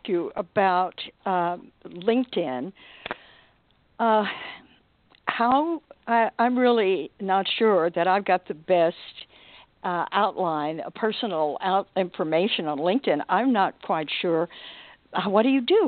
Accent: Dallas, Texas, United States; I'm from Dallas. And I'm a true fourth generation Texan

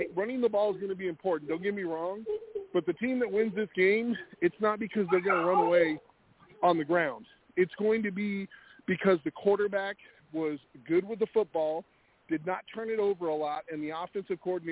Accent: West Coast, United States; I'm from the West Coast

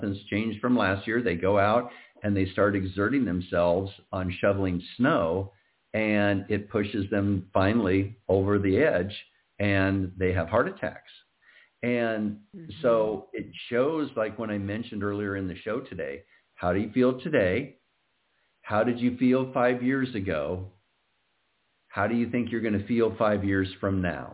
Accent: Iowa, United States; moved away; I'm originally from Iowa

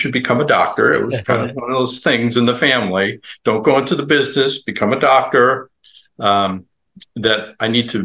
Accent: Long Island, New York, United States; now in Tampa Bay area, United States; I live in the Tampa Bay area, but I grew up not far from where your picture is in Times Square. I grew up on Long Island

